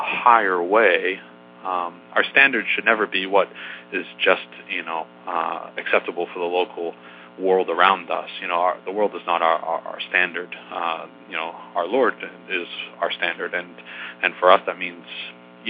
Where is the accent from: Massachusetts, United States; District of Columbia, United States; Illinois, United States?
Massachusetts, United States; I'm from Massachusetts